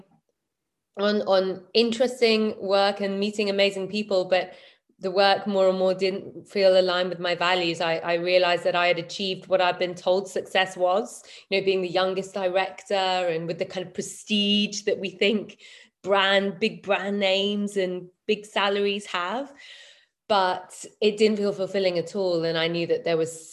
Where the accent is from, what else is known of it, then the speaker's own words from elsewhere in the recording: London, United Kingdom; moved away as an adult; also born or lived in Berlin; left my hometown, my home city of London